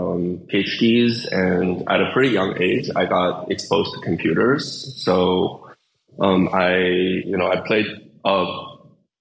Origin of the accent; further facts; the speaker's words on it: Windsor, Ontario, Canada; also born or lived in China / United Kingdom; I went to grade school in Canada and I, grew up there